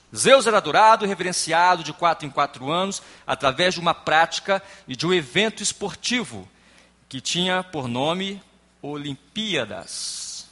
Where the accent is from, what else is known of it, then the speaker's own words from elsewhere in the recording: Espírito Santo, Brazil; sou do estado do Espírito Santo